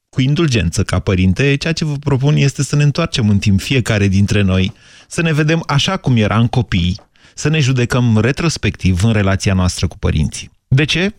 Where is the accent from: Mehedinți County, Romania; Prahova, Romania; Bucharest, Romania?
Mehedinți County, Romania; Drobeta-Turnu Severin; eram de la Severin